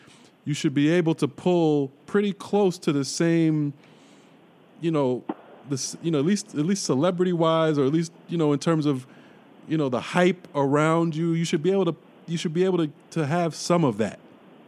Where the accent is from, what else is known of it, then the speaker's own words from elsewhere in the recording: New York City, New York, United States; I'm born and raised in Brooklyn